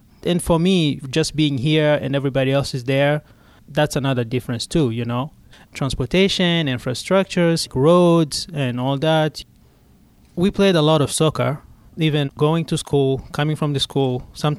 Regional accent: Burundi; moved away as an adult; now in Pittsburgh, United States; I was born in Burundi, but my citizenship is Rwanda.

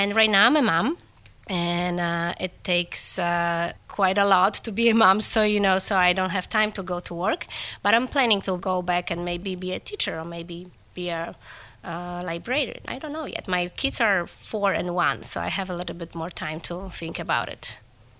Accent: Poland; English is a second language; moved away as an adult; also born or lived in Lidzbark Warmiński, Poland; now in Pittsburgh, United States; I was born and grew up in a small town close to Warsaw. Like, it's 50 miles north from Warsaw.

